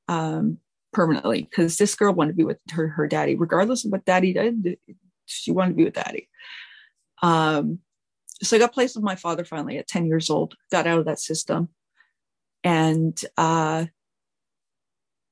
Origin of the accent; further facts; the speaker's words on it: Richmond, Quebec, Canada; I was born September 16th, 1980, in a little small town called Richmond, Quebec